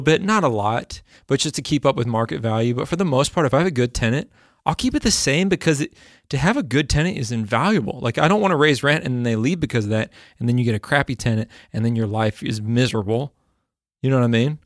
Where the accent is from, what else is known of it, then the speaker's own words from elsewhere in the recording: Texas, United States; moved away; also born or lived in the South (US); I grew up in Texas